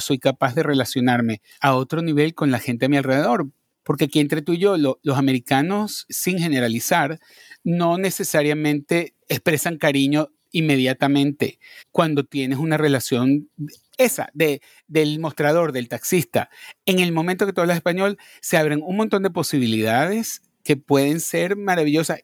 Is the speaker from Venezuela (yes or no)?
yes; Venezuela; moved away as an adult; also born or lived in Madrid, Spain; now in New York, United States; yo nací en Madrid. Lo que pasa es que mi familia se fue a vivir a Venezuela cuando yo tenía cuatro años.